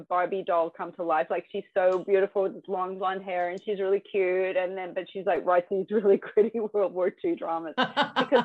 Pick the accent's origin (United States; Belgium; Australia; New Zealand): Australia; also born or lived in United Kingdom; I'm from Australia and I live in Australia. My dad's English, mum's American